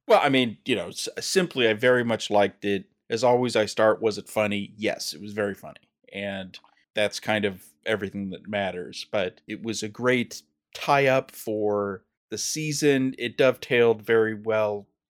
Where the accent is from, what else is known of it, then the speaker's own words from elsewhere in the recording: California, United States; I'm a Californian